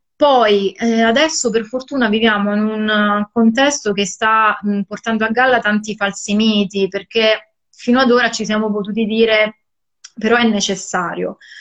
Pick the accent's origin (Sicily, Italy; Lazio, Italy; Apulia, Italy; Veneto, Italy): Sicily, Italy; sono cresciuta, io sono siciliana, e anch'io sono cresciuta sul mare come te